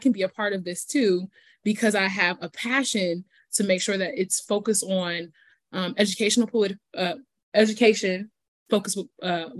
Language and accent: English; Fort Wayne, Indiana, United States; moved away as an adult; now in Bloomington, United States; I'm from Fort Wayne and I know the local history here because this is where I was born and raised.